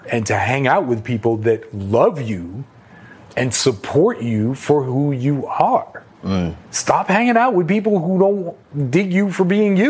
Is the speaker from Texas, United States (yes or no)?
no; New York City, New York, United States; I grew up in New York City.